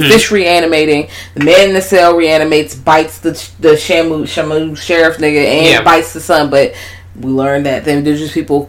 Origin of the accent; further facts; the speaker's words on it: Richmond, Virginia, United States; I'm from Richmond.